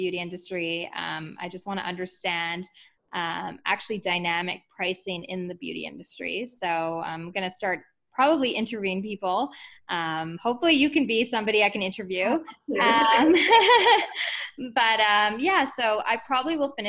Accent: Calgary, Alberta, Canada; I'm actually like born and raised in Calgary.

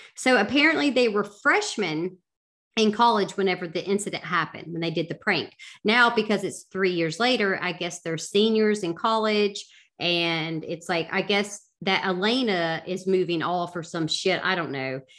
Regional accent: the South, United States; I'm from the South

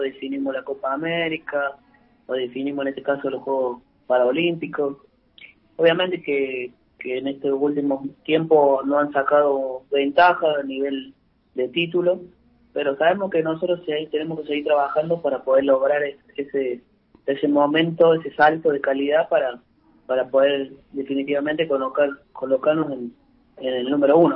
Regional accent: Córdoba, Argentina; moved away as an adult; also born or lived in Buenos Aires, Argentina; now in Santa Fe, Argentina; yo soy cordobés

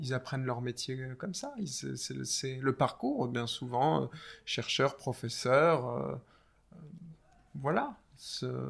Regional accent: France; moved away as an adult; now in England, United Kingdom; français de naissance

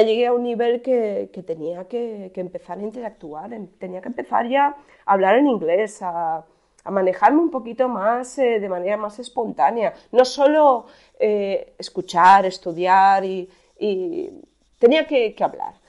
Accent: Alcoy, Valencian Community, Spain; yo nací en Alcoy, en Alicante.

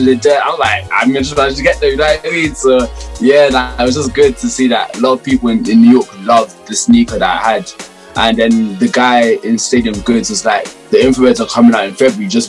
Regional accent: London, United Kingdom; I grew up in Southeast London too, but more on like the Thamesmead, Woolwich, Kent sides

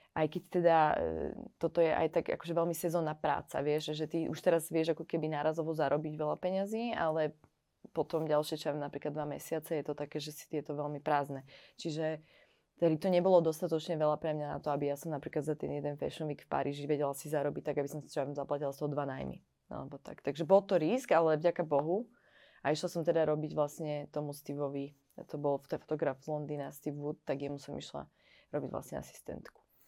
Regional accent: Trenčín, Trenčín Region, Slovakia; moved away as an adult; now in Paris, France; Odišla som odtiaľto, zo Slovenska som odišla po vysokej škole

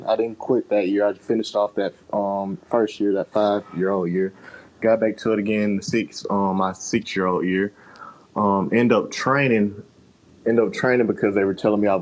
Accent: Mobile, Alabama, United States; also born or lived in Oregon; Growing up in Alabama was fun. Mobile's actually on the coast, so it's not like in the middle of Alabama.

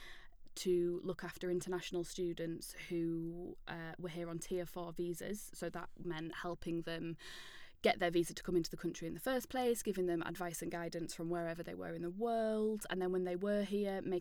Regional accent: York, Yorkshire and the Humber, United Kingdom; I'm from York.

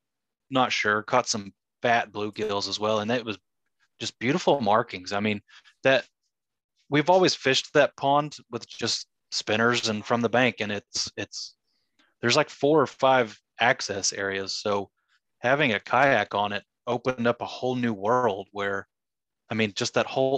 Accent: Marlow, Oklahoma, United States; moved away; where I grew up in Marlow

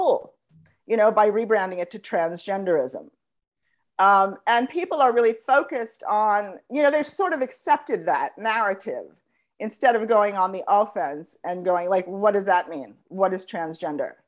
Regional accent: United States; I'm an American

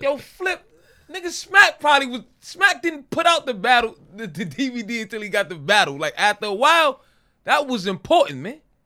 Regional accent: New York City, New York, United States; born or raised there

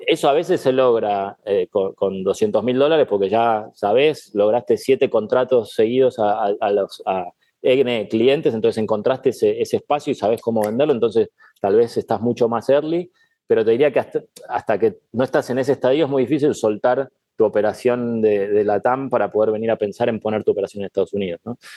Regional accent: Argentina; moved away as an adult; also born or lived in Spain / Canada / Indonesia / Mexico; now in Miami, United States; yo soy muy argentino

